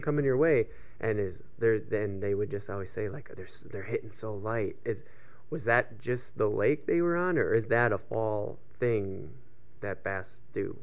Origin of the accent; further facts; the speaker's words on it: Minnesota, United States; we're from Minnesota.